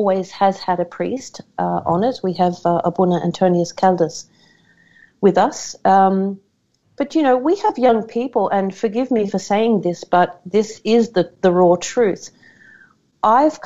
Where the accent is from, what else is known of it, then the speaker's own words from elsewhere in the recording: Australia; as an Australian